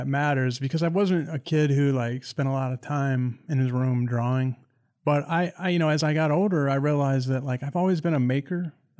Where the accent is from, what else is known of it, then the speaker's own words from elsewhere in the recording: Greenwich, Ohio, United States; I'm from a small town in Ohio named Greenwich. People used to say there's no stoplights and no restaurants or anything significant there. There's about 1,400 people.